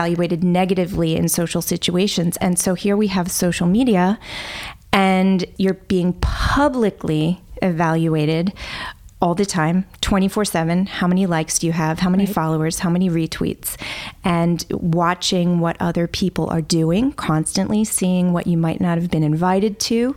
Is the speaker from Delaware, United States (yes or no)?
yes; Delaware, United States; I am originally from Delaware.